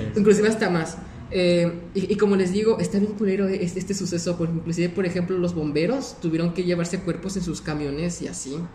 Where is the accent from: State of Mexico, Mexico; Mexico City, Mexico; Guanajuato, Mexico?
Guanajuato, Mexico; Celaya; nosotros somos de aquí, de Celaya